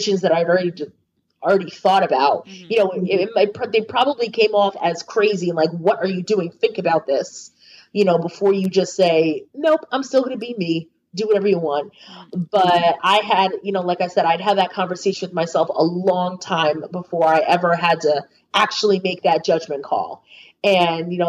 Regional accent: United States; also born or lived in New York City; as an American woman

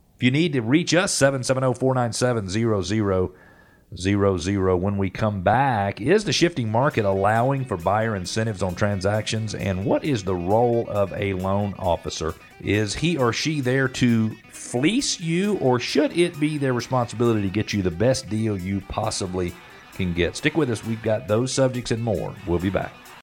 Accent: Atlanta, Georgia, United States; I was born in Atlanta in nineteen sixty-eight and had the opportunity to experience a lot of Atlanta as Atlanta grew

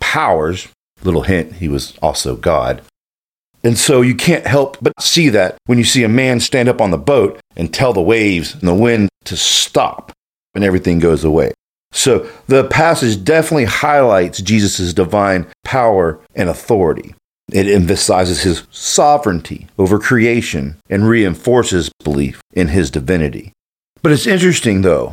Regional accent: Panama City Beach, Florida, United States; I grew up in Panama City Beach

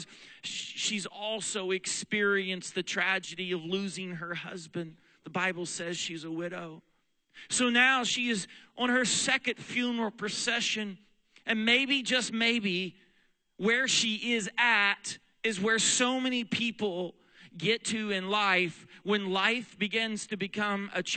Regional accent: Weatherford, Oklahoma, United States; also born or lived in Texas; now in Pennsylvania, United States; When I was a little boy growing up in Weatherford, Oklahoma, Western Oklahoma, there is nothing out there

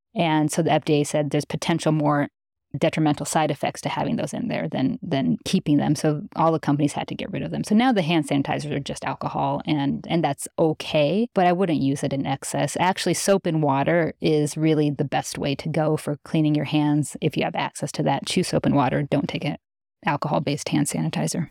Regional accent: Midwest, United States; I grew up in the Midwest.

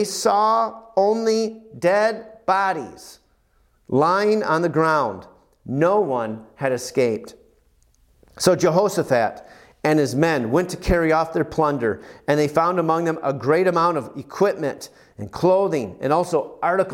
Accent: United States; as an American

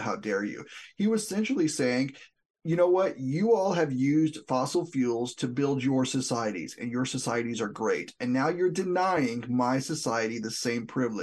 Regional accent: southwest New Mexico, United States; I'm from New Mexico, the southwest part of the state

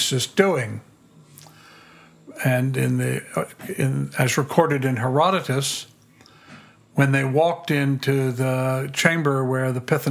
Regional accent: Tidewater, Virginia, United States; I grew up in Virginia, in Tidewater, Virginia

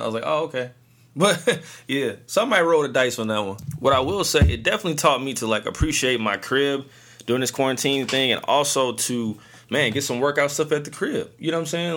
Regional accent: St. Louis, Missouri, United States; I am from St. Louis

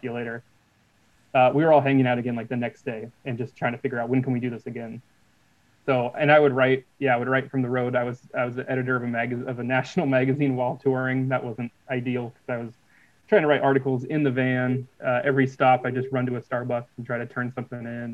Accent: Portland, Oregon, United States; we're from Portland, Oregon

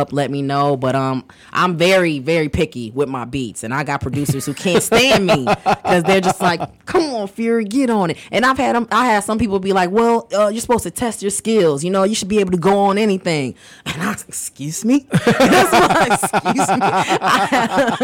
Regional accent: Hanover Park, Illinois, United States; also born or lived in West Side, Chicago; now in Chicago, United States; I grew up in Hanover Park, which is a northwest suburb

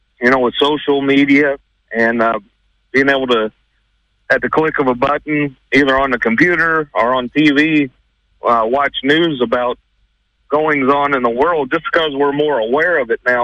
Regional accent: South Carolina, United States; moved away as an adult; now in Terre Haute, United States; I grew up and spent 20-some-odd years of my life in the great state of South Carolina.

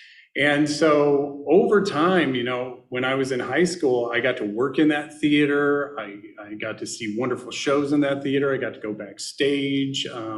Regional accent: Northwest Indiana, United States; I was born in Indiana. I was born in Northwest Indiana, which some people don't consider a part of Indiana, since it is on the central time zone. So we get all of Chicago radio and television and things of that nature.

